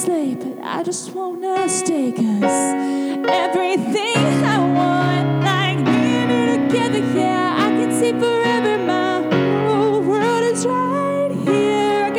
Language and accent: English; Kentucky, United States; moved away as an adult; I'm originally from Kentucky, and I moved down here to write songs and to sing